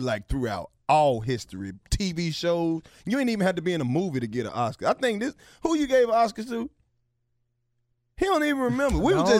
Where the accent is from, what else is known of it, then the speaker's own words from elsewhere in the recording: Oxford, Mississippi, United States; I'm from Oxford.